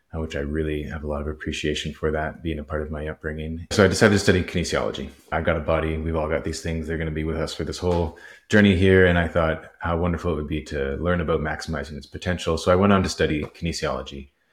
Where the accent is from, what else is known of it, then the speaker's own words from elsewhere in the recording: Vancouver, British Columbia, Canada; also born or lived in Nelson, British Columbia; I was born in Vancouver, raised fairly Catholic. Uh, at the end of elementary school, my parents moved to the Kootenays, uh, in this little town called Nelson